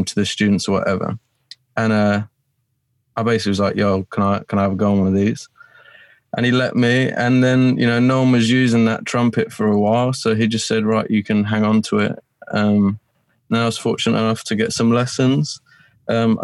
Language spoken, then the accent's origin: English; Colchester, East of England, United Kingdom; moved away as an adult; now in Romford, United Kingdom; I'm originally from Colchester. I'm not actually from London. It's in a county called Essex